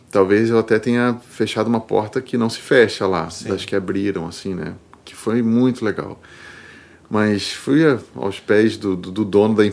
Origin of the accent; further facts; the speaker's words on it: Rio de Janeiro, Brazil; moved away as an adult; also born or lived in São Paulo; now in Porto Alegre, Brazil; Eu sou carioca, é.